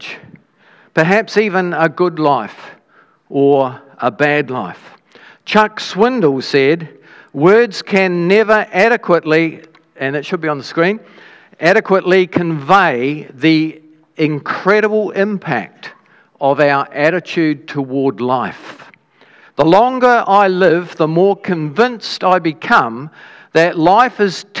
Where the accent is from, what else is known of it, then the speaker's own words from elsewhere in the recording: Dunedin, Otago, New Zealand; when I was a child, we grew up in Dunedin